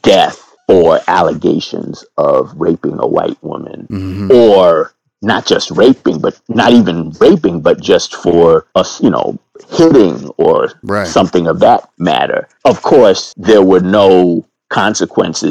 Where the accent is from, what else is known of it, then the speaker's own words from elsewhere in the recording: New York, United States; moved away as an adult; now in Philadelphia, United States; I was born and raised in New York. And I've been living in Philly for 20 years now.